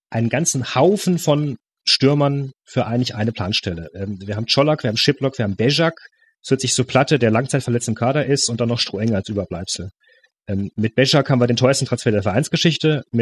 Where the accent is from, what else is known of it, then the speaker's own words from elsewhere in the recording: Freiburg, Baden-Württemberg, Germany; aber ich kenne Höhen natürlich als Freiburger